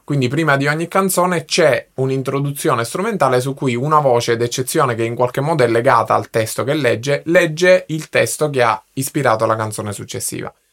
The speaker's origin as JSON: {"language": "Italian", "region": "Sicily", "country": "Italy", "moved": "yes", "lives_now": "Milan, Italy", "said": "nella mia terra, nella, nella mia Sicilia"}